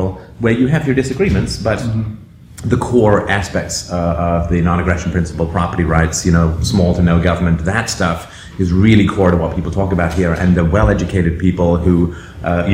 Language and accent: English; Canada; I'm from Canada